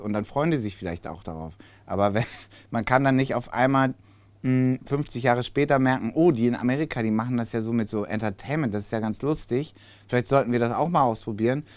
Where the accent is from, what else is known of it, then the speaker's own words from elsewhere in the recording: Hamburg, Germany; als Hamburger